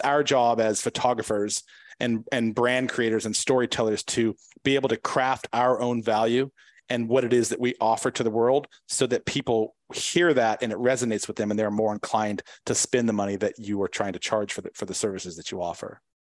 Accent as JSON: {"language": "English", "town": "San Diego", "region": "California", "country": "United States", "said": "I'm from San Diego"}